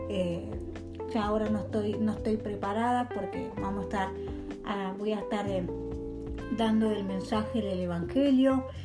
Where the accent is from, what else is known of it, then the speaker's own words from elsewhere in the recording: Dolores, Buenos Aires Province, Argentina; de Dolores, provincia de Buenos Aires.